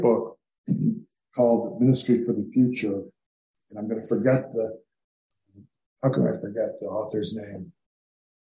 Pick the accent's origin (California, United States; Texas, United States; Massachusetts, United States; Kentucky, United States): Massachusetts, United States; Cape Cod; moved away; When I was growing up on Cape Cod